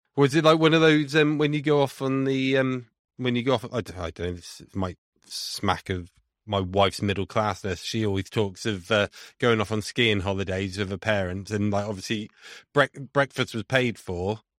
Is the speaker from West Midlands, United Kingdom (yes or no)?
yes; Leominster, West Midlands, United Kingdom; moved away; I'm from Leinster originally